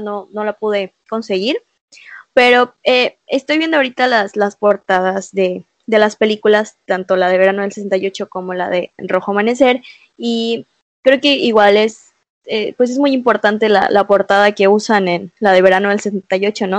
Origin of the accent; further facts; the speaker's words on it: Mexico; como mexicanas, como mexicanos